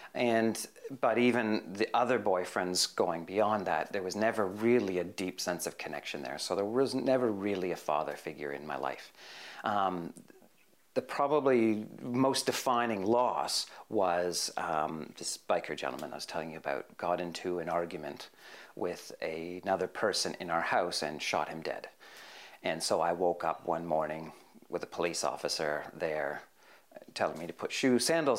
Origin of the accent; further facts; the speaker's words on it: Hamilton, Ontario, Canada; moved away as an adult; also born or lived in Parramatta, Australia; now in Chipping Norton, Australia; I grew up in a place called Hamilton